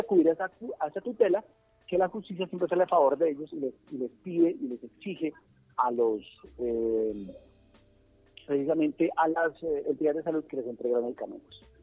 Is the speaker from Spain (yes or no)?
no; Colombia; como colombiano